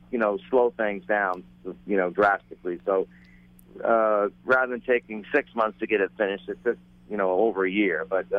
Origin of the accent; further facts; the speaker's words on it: New Hampshire, United States; moved away as an adult; also born or lived in Key West, Florida; I grew up in New Hampshire